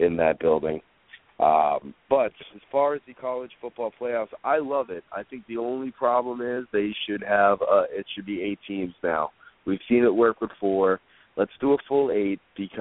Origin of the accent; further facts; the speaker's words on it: New England, United States; I'm from New England through and through.